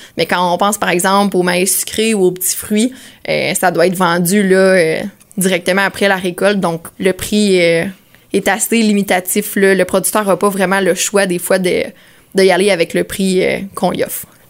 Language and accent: French; Sainte-Angèle-de-Prémont, Quebec, Canada; Je viens de Saint-Angèle-de-Prémont.